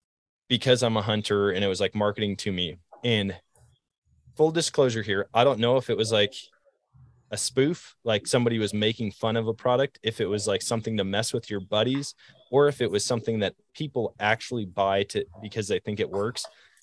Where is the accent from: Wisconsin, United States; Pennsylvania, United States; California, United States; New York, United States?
Wisconsin, United States; Eau Claire; I remember the first gimmicky thing that I ever saw was at Shields in my hometown, Eau Claire, Wisconsin.